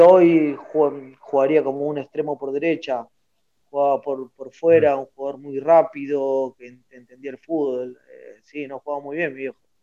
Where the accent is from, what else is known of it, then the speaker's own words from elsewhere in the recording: Lomas de Zamora, Buenos Aires Province, Argentina; en el barrio de Villa Albertina tengo la casa de mis viejos donde yo me, donde me crié